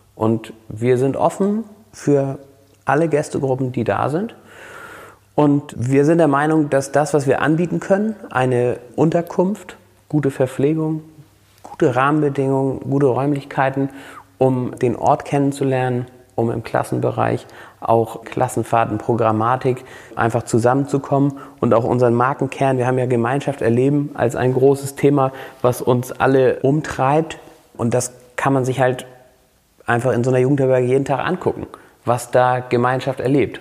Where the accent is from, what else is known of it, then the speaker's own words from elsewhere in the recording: Flensburg, Schleswig-Holstein, Germany; also born or lived in Husum / Kappeln; Flensburg ist meine Geburtsstadt, eine ganz besondere äh, Stadt und auch absolut, also das ist Heimat hier, Flensburg